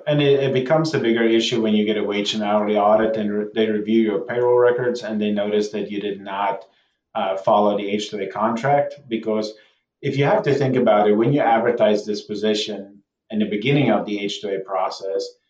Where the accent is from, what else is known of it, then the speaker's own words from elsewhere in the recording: South Africa; now in United States; I grew up in South Africa myself